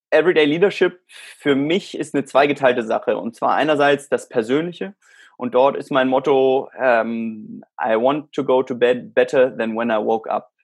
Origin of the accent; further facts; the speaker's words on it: South Africa; also born or lived in Germany; now in Spain; ich bin in Südafrika aufgewachsen